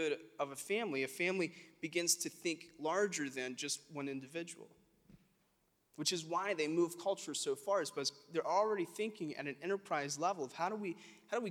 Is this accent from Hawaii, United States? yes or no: no; South Alabama, United States; We're from South Alabama